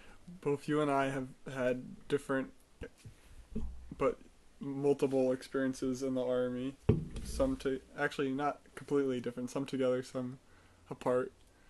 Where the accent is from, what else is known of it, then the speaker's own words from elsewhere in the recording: United States; moved away; also born or lived in Israel; I am very fluent in the language of English. I was born in America.